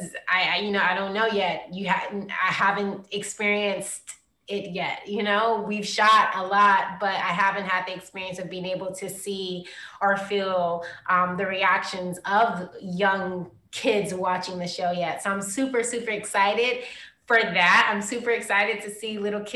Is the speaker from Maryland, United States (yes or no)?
yes; Prince George's County, Maryland, United States; I come from Prince George's County